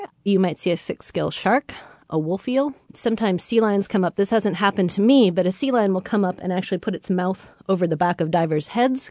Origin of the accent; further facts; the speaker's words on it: Samish Island, Washington, United States; Well, I grew up on Samish Island, north of Seattle, and had always sort of run up and down the beach, you know, on the sort of surf logs and the mud flats.